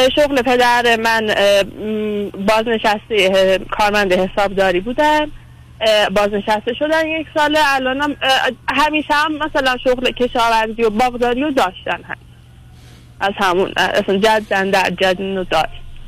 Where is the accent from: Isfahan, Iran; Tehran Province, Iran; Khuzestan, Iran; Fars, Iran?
Isfahan, Iran; around; ما اصفهانی نیستیم یعنی که حالا ما اصفهانیم ما مال اطراف اصفهانی